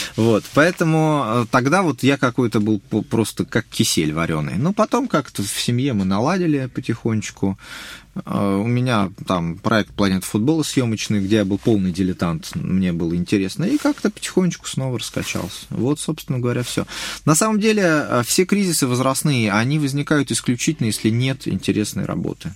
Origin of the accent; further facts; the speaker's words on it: Moscow, Russia; я еще просто вырос в центре, в Хамовниках